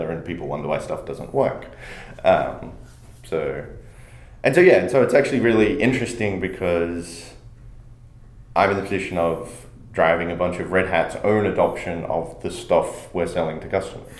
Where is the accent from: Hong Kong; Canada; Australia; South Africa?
Australia; I'm an Australian